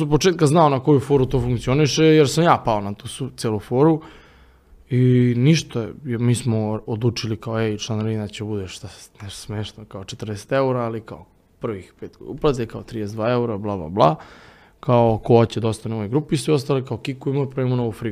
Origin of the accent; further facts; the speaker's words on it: Vršac, Vojvodina, Serbia; Ja stačno sećam kako smo mi otišli u jedan kafić u Vršcu, odakle sam ja